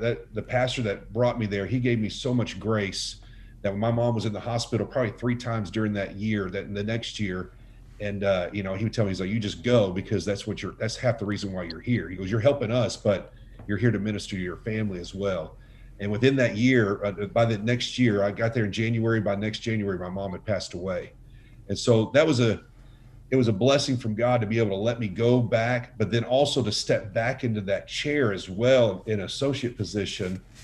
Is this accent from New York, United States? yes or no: no; Dallas, Texas, United States; moved away as an adult; also born or lived in Utah / Arlington, Texas; I grew up in the Metroplex in Dallas